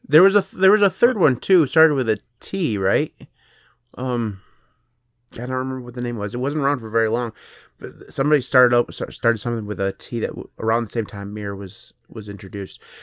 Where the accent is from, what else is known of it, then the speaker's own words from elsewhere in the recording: United States; I'm American